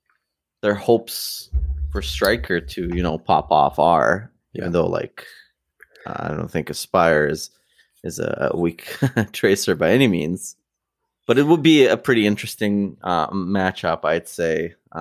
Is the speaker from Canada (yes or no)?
yes; Canada; But since I am a Canadian delusional fan, I think this is a game that Vancouver can, you know, surprise and take home the dub.